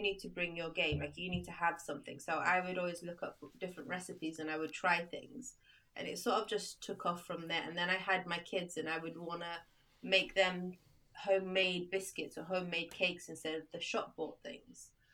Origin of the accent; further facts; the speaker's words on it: United Kingdom; moved away as an adult; also born or lived in Libya; now in Sweden; It's where I went to like all my primary school, secondary school, university, my first job, all in the UK